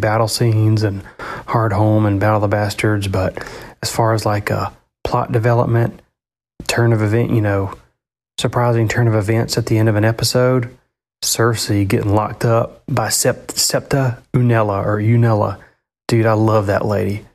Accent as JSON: {"language": "English", "region": "the South", "country": "United States", "accent": "Southern", "said": "my Southern accent coming out"}